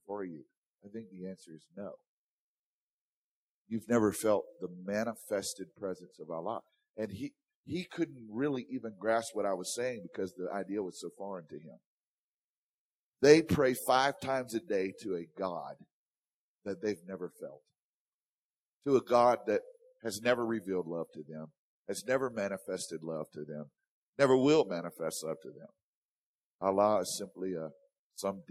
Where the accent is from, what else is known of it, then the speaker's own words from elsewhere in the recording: the South, Louisiana, United States; I'm from the South.